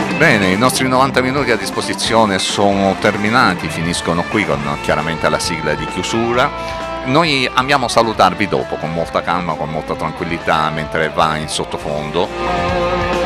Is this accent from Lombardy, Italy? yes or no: no; Salento, Apulia, Italy; siamo salentini, orgogliosamente salentini